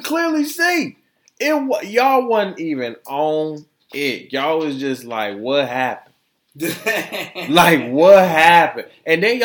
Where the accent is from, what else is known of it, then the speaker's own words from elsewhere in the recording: Florida, United States; my home state of Florida